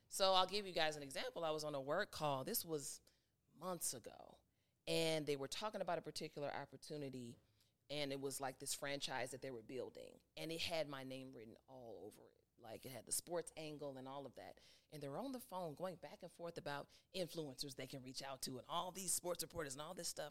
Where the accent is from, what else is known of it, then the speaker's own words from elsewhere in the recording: Chicago, Illinois, United States; moved away as an adult; now in Atlanta, United States; back home in Chicago